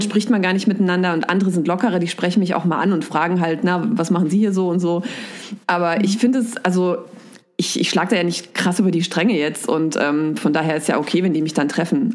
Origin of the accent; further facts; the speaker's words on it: Giessen, Hesse, Germany; also born or lived in Erlangen, Bavaria; now in Wiesbaden, Germany; dann sind wir übergesiedelt sozusagen nach Hessen. Da war ich sieben und äh, in Mittelhessen bin ich aufgewachsen, so rund um Gießen